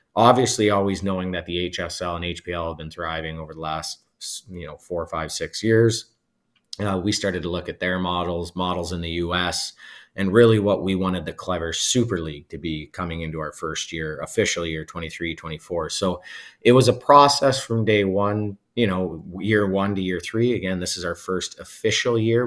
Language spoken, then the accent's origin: English; Alberta, Canada; also born or lived in Whitby, Ontario; now in Ontario, Canada; I'm also from Alberta